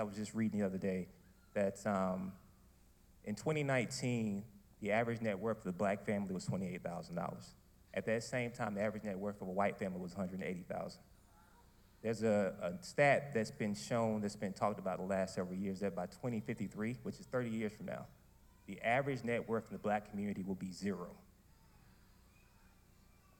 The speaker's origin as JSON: {"language": "English", "town": "Wilson", "region": "North Carolina", "country": "United States", "said": "I'm originally from Wilson, North Carolina"}